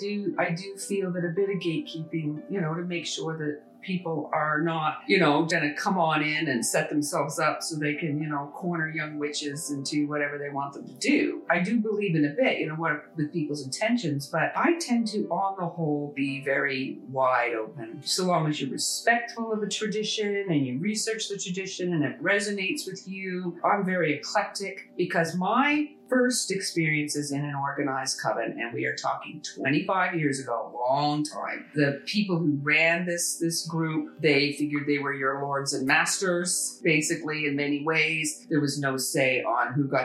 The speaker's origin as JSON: {"language": "English", "country": "Canada"}